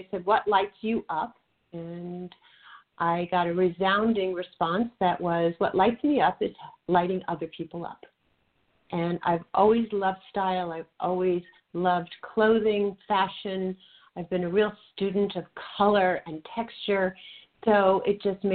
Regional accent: outside of New York City, United States; moved away as an adult; now in Los Angeles, United States; I am a New Yorker living in L.A.

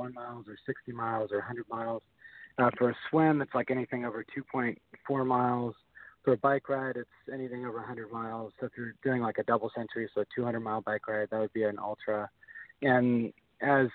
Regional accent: Port Angeles, Washington, United States; about 30 kilometers from my hometown in Port Angeles up to Canada

